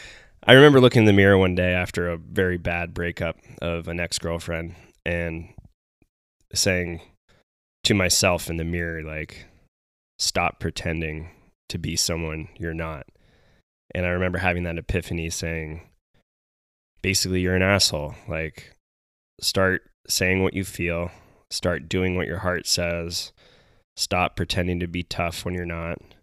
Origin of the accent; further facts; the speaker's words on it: Carlsbad, California, United States; moved away as an adult; also born or lived in Arizona; now in Bend, Oregon, United States; We grew up in Carlsbad together